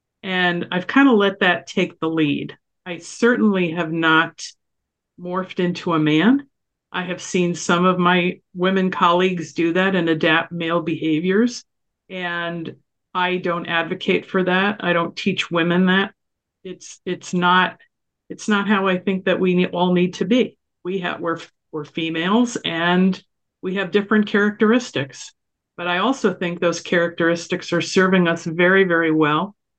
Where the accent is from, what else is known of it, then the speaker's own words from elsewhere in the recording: New York, United States; I grew up in New York, so maybe I've been tough anyway.